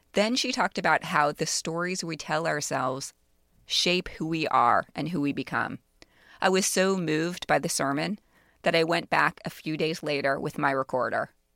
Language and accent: English; Miami, Florida, United States; I grew up in Miami